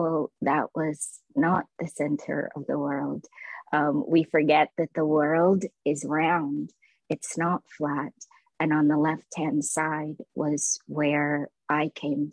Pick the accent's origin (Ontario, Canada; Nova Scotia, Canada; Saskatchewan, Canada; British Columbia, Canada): Ontario, Canada; Toronto; also born or lived in Lao refugee camp, Thailand; I grew up in the Kiel and Eglinton West area, and everyone around me was an immigrant or a refugee